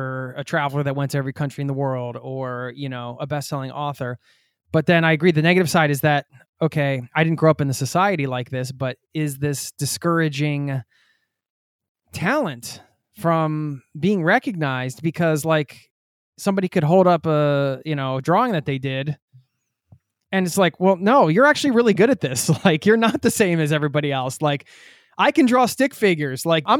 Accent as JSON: {"language": "English", "area": "outside of Philadelphia", "region": "Pennsylvania", "country": "United States", "tie": "born or raised there", "said": "I'm from outside of Philly, so, you know, we grew up in the same area."}